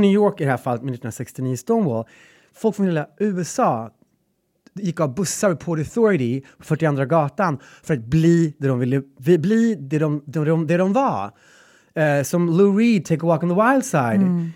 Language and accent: Swedish; Gräsmark, Värmland, Sweden; now in Stockholm, Sweden; Gräsmark, där jag kommer ifrån